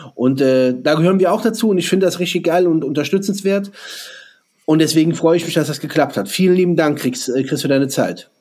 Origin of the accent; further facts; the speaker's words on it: Germany; hier bei uns in Deutschland